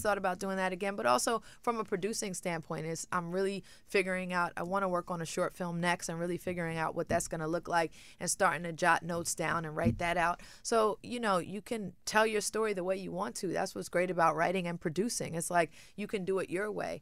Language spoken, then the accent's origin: English; Brooklyn, New York, United States; moved away; when I grew up in Brooklyn, it was a different upbringing